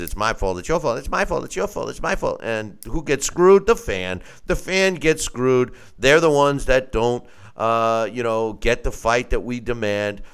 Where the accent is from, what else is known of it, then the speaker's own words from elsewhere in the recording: Long Island, New York, United States; me growing up, I'm from Long Island